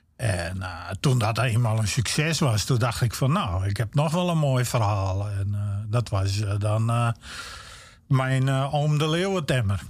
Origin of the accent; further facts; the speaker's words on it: Friesland, Netherlands; accent: Stadsfries; also born or lived in Groningen; ik ben opgegroeid in Friesland